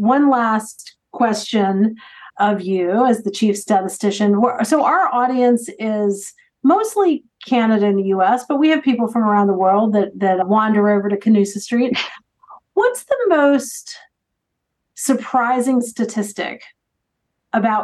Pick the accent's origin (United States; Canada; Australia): United States; because I'm American